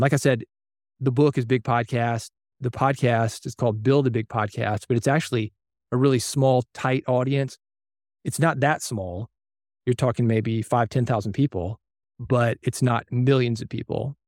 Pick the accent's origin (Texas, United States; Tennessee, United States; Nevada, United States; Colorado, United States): Tennessee, United States; Nashville; as a kid growing up in Nashville